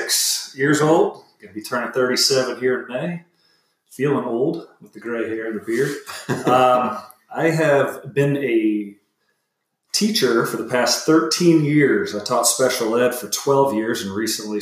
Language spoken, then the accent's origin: English; Fort Myers, Florida, United States; I grew up in Fort Myers, Florida.